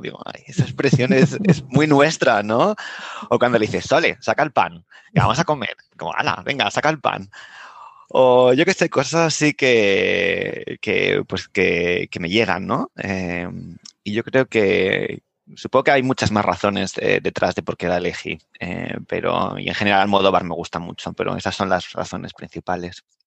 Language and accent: Spanish; Madrid, Community of Madrid, Spain; moved away; yo soy de, Aluche, con esos edificios de ladrillo rojo que tenemos en Madrid